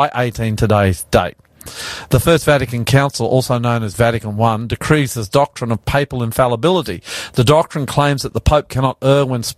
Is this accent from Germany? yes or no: no; Australia; I'm …